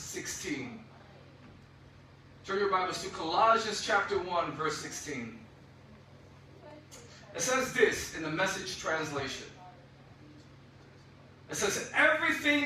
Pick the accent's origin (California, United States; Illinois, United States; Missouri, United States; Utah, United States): Illinois, United States; Chicago; now in Florida, United States; I am from Chicago, so I love the Chicago Bears